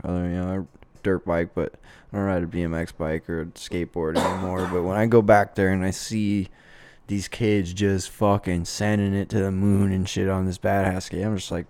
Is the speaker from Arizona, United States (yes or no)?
yes; Lake Havasu City, Arizona, United States; growing up in Havasu was, like... Dude, like, it was almost a little bit hood type of shit